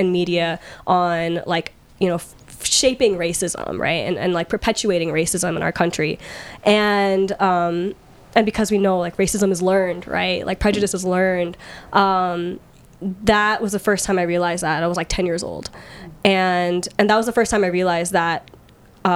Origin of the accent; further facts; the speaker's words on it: Redmond, Washington, United States; also born or lived in Dallas, Texas; I was born in Dallas, Texas, and grew up in the East Side in the Seattle area